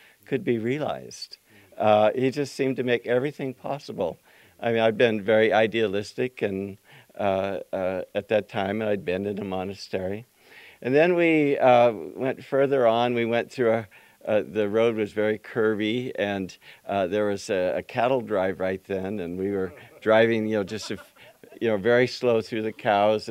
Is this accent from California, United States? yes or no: yes; Yuba City, California, United States; growing up in Yuba City